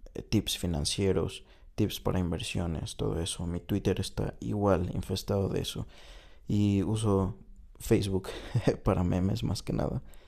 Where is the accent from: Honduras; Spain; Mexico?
Mexico; moved away as an adult; also born or lived in China; llegué a México, un lugar que... Eh, de cierta manera desconozco, aunque es mi país, porque estuve fuera seis años